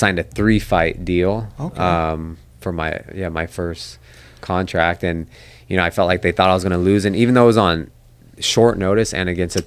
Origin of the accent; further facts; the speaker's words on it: Sacramento, California, United States; I always wanted to fight in my hometown of Sac at Arco